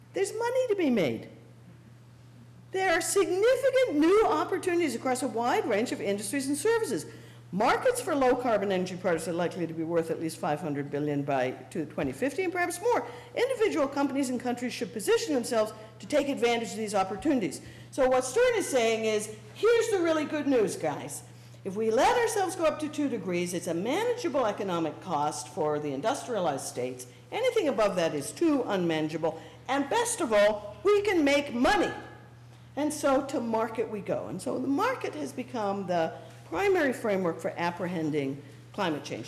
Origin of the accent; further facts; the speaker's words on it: Canada; as a Canadian